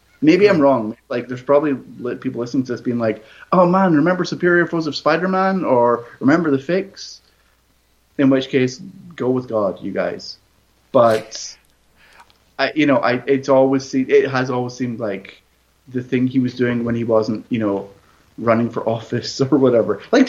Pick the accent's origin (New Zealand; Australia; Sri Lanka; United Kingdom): United Kingdom; I'm quite British.